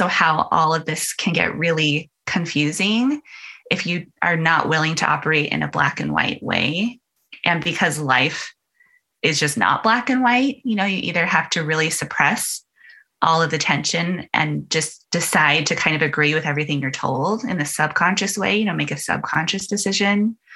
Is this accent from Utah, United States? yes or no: yes; Utah, United States; I grew up in Utah and 95% of my neighbors were all LDS